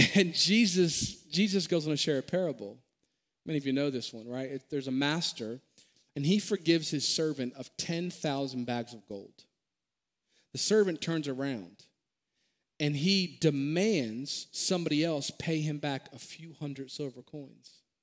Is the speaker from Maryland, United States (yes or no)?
yes; Maryland, United States; born and raised in Maryland